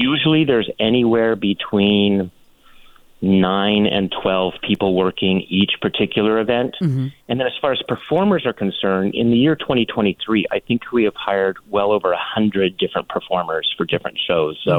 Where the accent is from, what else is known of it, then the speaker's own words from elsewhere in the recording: just north of San Francisco, Northern California, United States; now in Palm Springs, United States; I was born in Northern California, just north of San Francisco